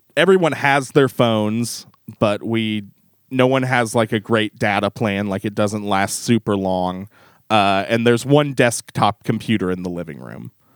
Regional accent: the Ozarks, United States; we're both from the Ozarks

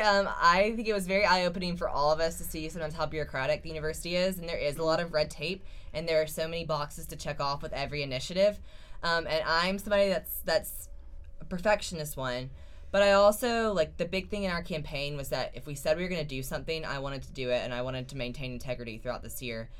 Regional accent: Lexington, South Carolina, United States; I'm a senior from Lexington, South Carolina

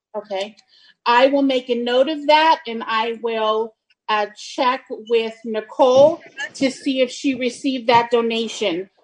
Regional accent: Santa Rosa, California, United States; the Santa Rosa chapter, my hometown.

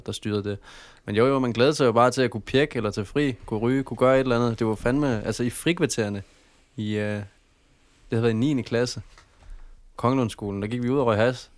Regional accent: Padborg, Southern Denmark, Denmark; also born or lived in Aabenraa / Flensburg / Haderslev; Jeg er fra Padborg. Jeg har boet i Aabenraa i mange år. Jeg har boet i samtlige, samtlige byer, faktisk. Både Flensborg og Haderslev.

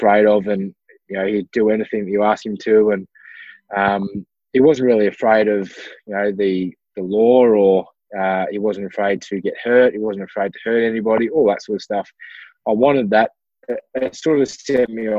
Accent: Ballarat, Victoria, Australia; I'm from Ballarat, Victoria in Australia. So a very small, not a small regional town, but it is a regional city, born and bred here

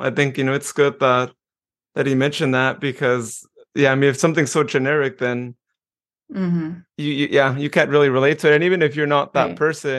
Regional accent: Modesto, California, United States; I'm from Modesto

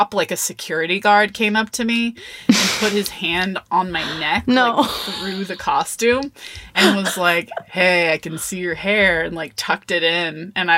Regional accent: Austin, Texas, United States; moved away as an adult; also born or lived in Olympia, Washington; I came back home to, I'm from Austin, Texas. So I came back to Austin

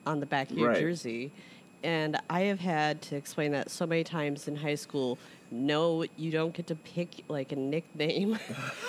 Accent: Chicago, Illinois, United States; I'm from Chicago

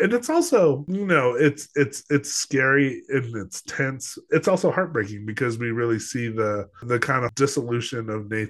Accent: Los Alamos, New Mexico, United States; also born or lived in Colorado; growing up in Los Alamos, yeah, I grew up in Los Alamos, New Mexico

